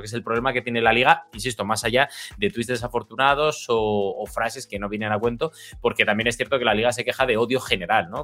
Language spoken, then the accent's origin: Spanish; Spain; also born or lived in United States / England / Netherlands; yo vivo, soy español, vivo en España, pero también he vivido en, otros países, Estados Unidos, Inglaterra, Holanda